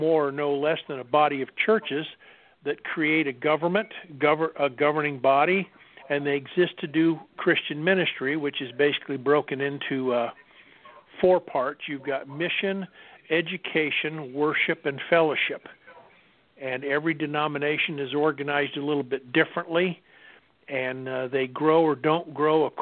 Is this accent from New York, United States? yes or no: no; Ohio, United States; moved away as an adult; now in Alden, United States; I hail from Ohio, and I lived there the first 22 years of my life